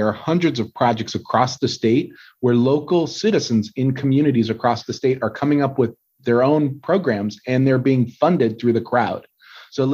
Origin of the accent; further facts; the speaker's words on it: Southern California, United States; I was born and raised in Southern California